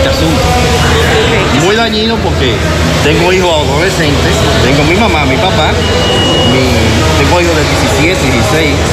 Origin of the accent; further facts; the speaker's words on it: San Francisco de Macorís, Duarte, Dominican Republic; moved away as an adult; No soy de aquí. Y lo que. Nací en San Francisco Macorís, que ya no es conmigo tengo aproximadamente casi 11 años fuera del país.